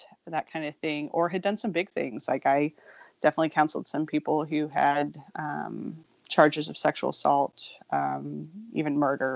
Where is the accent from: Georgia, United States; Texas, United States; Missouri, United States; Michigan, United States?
Missouri, United States; Kansas City; I was raised in Kansas City, Missouri